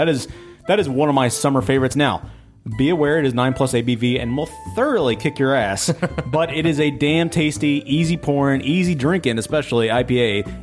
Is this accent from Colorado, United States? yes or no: no; New York, United States; Hey, we're from New York.